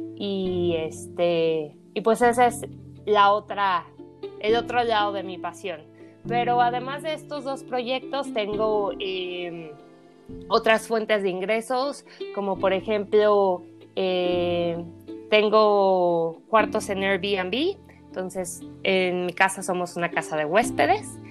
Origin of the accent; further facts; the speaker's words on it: Mexico City, Mexico; moved away as an adult; also born or lived in New Zealand; Soy originaria de la Ciudad de México